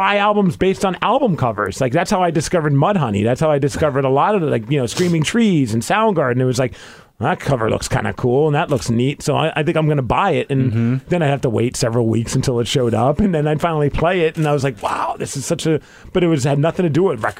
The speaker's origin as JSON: {"language": "English", "region": "New York", "country": "United States", "tie": "born or raised there", "moved": "as an adult", "lives_now": "Seattle, United States", "said": "I grew up in New York"}